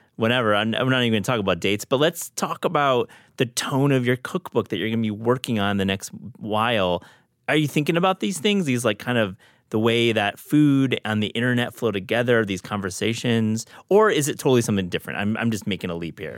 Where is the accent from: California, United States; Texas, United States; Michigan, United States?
Michigan, United States; Kalamazoo; I grew up in Kalamazoo